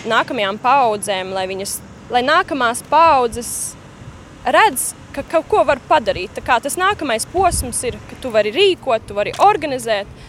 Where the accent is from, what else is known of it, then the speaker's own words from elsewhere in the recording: Adelaide, South Australia, Australia; Un es tā uzaugu Austrālijā, nu, Adelaidē.